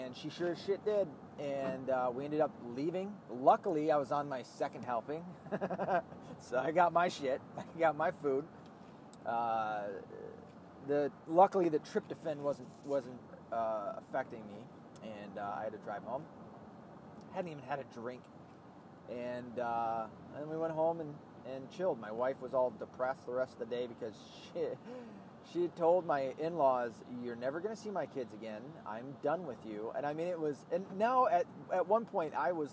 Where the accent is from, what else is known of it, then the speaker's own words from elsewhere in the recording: the South, United States; I'm from the South